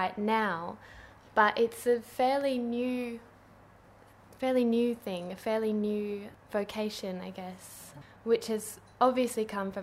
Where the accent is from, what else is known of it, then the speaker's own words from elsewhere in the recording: Kalamunda, Western Australia, Australia; I grew up in Kalamunda